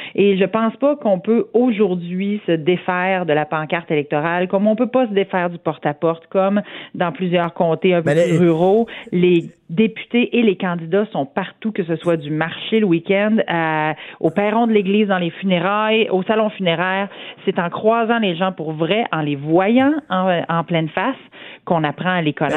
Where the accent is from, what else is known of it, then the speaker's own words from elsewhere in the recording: Saint-Georges, Quebec, Canada; je viens d'une région rurale, je suis une fière Beauceronne, je viens de Saint-Georges-de-Beauce